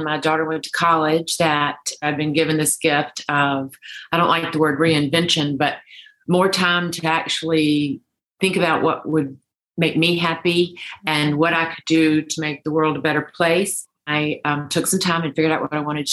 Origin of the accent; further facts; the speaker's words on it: Deep South, United States; I grew up in the Deep South